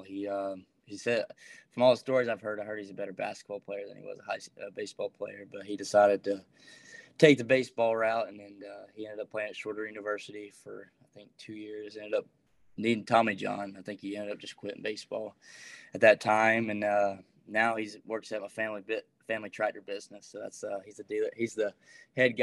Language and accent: English; Rockmart, Georgia, United States; I am from a small town in Georgia called Rockmart